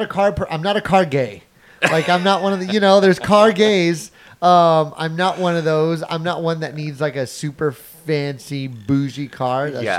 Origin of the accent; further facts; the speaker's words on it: Midland, United States; moved away; in my hometown, back in Midland